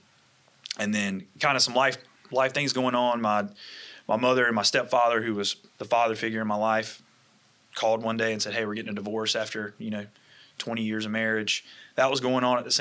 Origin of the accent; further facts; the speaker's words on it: Wilson, North Carolina, United States; moved away; also born or lived in Florida; Initially in a smaller town, population maybe 40,000, 50,000. Wilson, North Carolina is about 2 hours from here, right outside of Raleigh